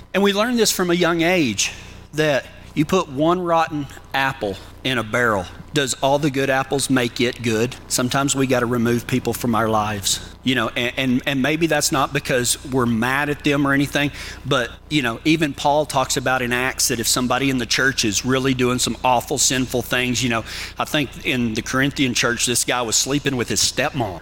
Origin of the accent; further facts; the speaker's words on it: Texas, United States; accent: Texas; now in Kiowa, United States; whenever I go back to Texas. You think I got an accent now? You send me back to Texas where all them people know how to talk? Man, my accent gets real thick